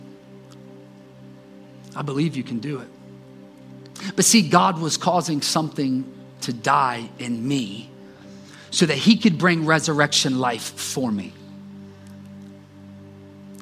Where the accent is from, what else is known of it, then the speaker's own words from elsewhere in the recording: Columbus, Ohio, United States; moved away as an adult; also born or lived in Johnstown, Pennsylvania; I was from Columbus, right around Columbus, Ohio.